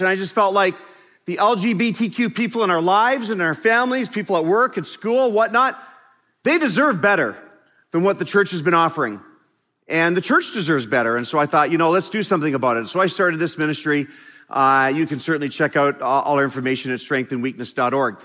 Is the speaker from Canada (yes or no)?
yes; Canada; I am a pastor from Canada